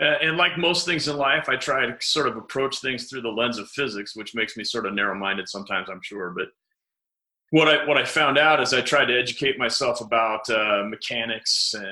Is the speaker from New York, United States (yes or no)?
no; Grand Junction, Colorado, United States; also born or lived in Iowa; now in St. George, United States; I grew up in Grand Junction, Colorado